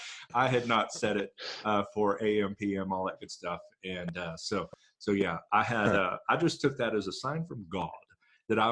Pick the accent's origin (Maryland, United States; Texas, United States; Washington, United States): Texas, United States; Grand Prairie; moved away; Grand Prairie, Tejas, my hometown, where I got so many speeding tickets growing up